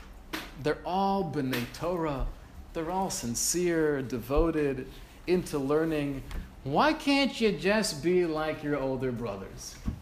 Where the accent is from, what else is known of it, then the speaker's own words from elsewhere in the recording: Kaunas, Kaunas County, Lithuania; I grew up in Kovna. I was one of seven children.